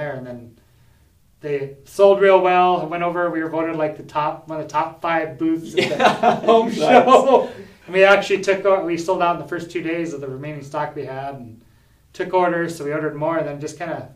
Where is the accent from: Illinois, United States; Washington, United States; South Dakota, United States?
South Dakota, United States; Isabel; I was born and raised in Isabel, South Dakota, which is the northwest part of the state, about 60 miles west of Mobridge.